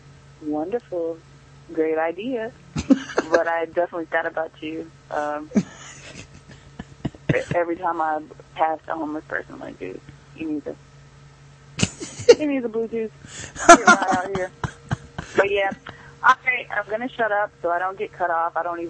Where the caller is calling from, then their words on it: Greensboro, North Carolina, United States; I'm calling from Greensboro, North Carolina.